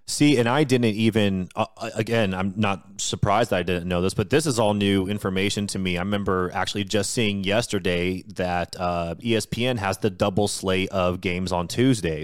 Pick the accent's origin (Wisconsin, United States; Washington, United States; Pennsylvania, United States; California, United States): Washington, United States; I was born and raised in Washington State, just an hour south of Seattle